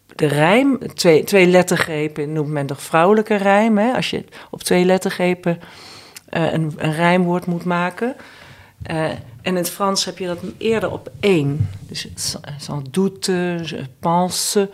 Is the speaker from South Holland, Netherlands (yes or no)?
no; Eindhoven, North Brabant, Netherlands; Ik kom dus uit Eindhoven